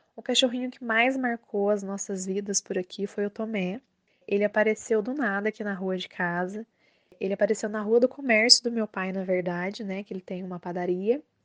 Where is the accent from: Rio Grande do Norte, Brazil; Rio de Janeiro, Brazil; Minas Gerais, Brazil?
Minas Gerais, Brazil; Maria da Fé; eu sou de Maria da Fé, Minas Gerais